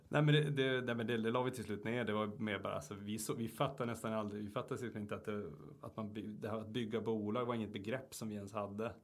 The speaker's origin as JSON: {"language": "Swedish", "town": "Luleå", "region": "Norrbotten County", "country": "Sweden", "said": "uppe i Luleå där jag kommer ifrån"}